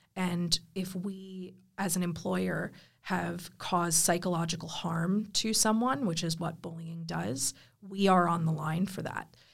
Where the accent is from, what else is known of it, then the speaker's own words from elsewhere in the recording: United States; now in Australia; as an American